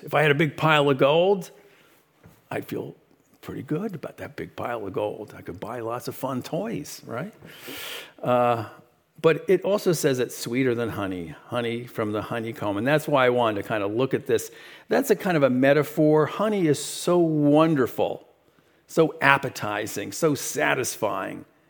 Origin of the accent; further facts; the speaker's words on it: New York City, New York, United States; I was born in, uh, Brooklyn, New York